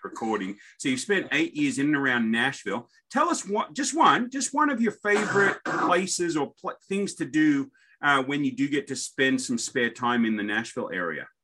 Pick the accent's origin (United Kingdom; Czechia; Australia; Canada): Australia; me being an Aussie